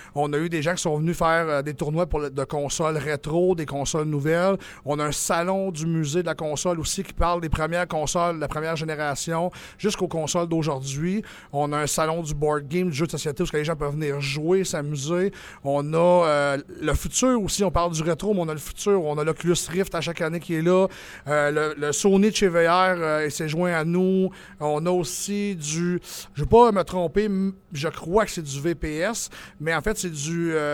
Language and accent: French; Quebec, Canada; on est des Québécois